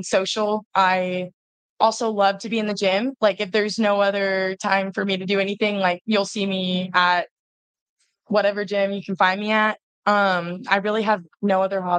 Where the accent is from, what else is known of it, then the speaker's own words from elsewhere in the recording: Jacksonville, Florida, United States; I'm from like Jacksonville